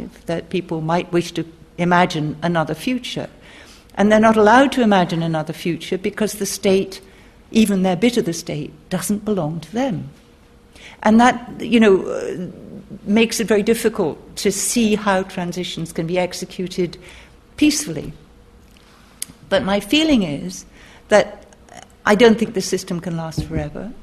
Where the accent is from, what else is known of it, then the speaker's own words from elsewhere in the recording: Scotland, United Kingdom; I'm from Scotland